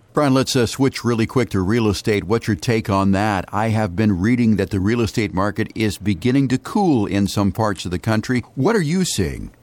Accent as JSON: {"language": "English", "region": "Ohio", "country": "United States", "tie": "born or raised there", "moved": "yes", "said": "That back in my home state, I mean, when it's Saturday, Ohio State University, those flags are just flying everywhere"}